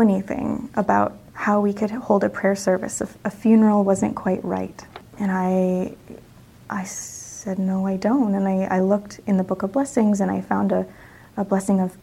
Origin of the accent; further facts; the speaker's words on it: Northwest Iowa, United States; I grew up in Northwest Iowa, and actually really close to the border of Minnesota